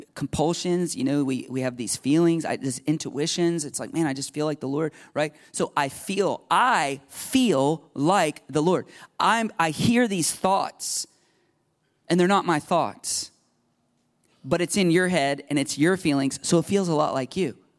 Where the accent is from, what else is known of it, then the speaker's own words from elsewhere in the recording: United States; I grew up in America.